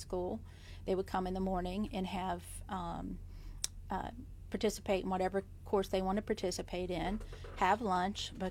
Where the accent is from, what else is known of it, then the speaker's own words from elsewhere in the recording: Calhoun County, West Virginia, United States; moved away as an adult; also born or lived in Atlanta, Georgia; growing up in Calhoun County